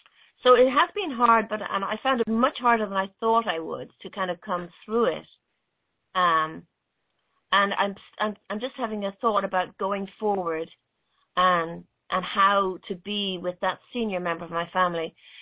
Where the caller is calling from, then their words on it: Dublin, Leinster, Ireland; I'm calling in from Dublin in Ireland.